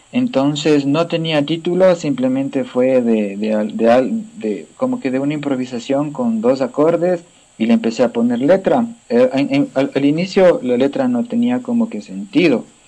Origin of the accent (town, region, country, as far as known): Cayambe, Pichincha, Ecuador; born or raised there